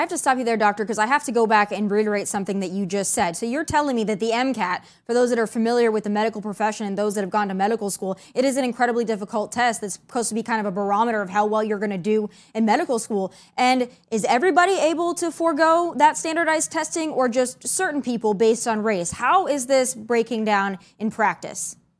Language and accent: English; South Dakota, United States; I'm from South Dakota